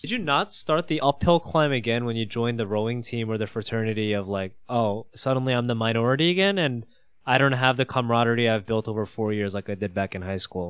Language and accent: English; New York, United States; growing up in New York, I would call myself Korean